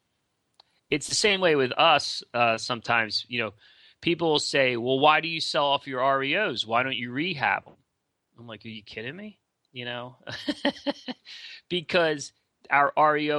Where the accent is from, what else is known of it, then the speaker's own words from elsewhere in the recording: Philadelphia, Pennsylvania, United States; I'm from Philly